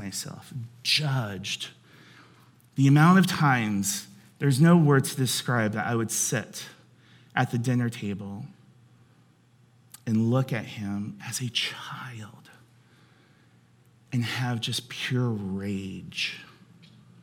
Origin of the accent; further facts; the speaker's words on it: Cincinnati, Ohio, United States; I grew up in Cincinnati